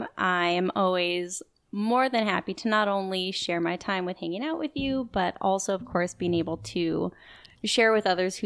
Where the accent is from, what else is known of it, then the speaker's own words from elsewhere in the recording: Boise, Idaho, United States; also born or lived in Dallas, Texas; I was born in Dallas, Texas. And then when I was about 2 years old, we moved to Boise, Idaho.